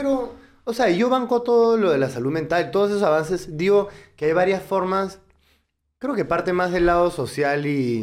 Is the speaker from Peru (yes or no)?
yes; Peru